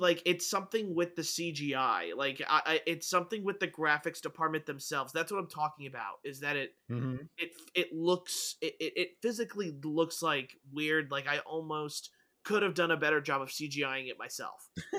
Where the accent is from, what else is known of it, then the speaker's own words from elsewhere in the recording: Pennsylvania, United States; I was raised 45 minutes outside Philly and never watched any of the Rocky movies. I'm sorry. I'm Costa Rican.